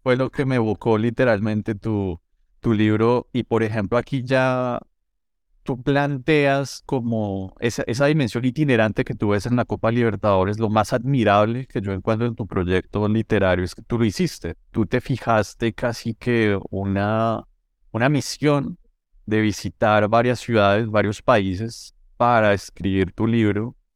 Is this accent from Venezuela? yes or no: no; Colombia; yo como colombiano